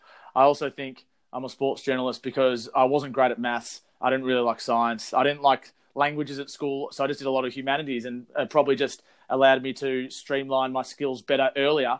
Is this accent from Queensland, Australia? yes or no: no; Melbourne, Victoria, Australia; I grew up in Melbourne in Victoria.